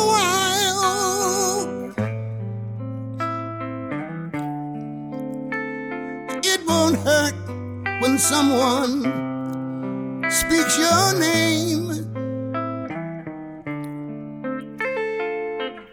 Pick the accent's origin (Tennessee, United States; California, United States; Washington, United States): Tennessee, United States; Memphis; moved away; also born or lived in Minnesota; I was blessed growing up in Memphis